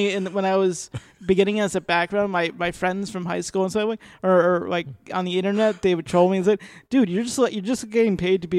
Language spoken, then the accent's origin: English; Boston, Massachusetts, United States; I'm originally from Boston.